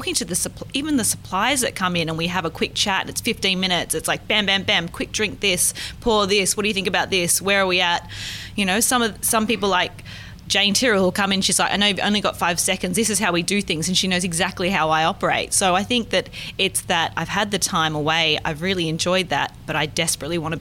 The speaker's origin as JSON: {"language": "English", "country": "Australia", "said": "as an Australian perspective"}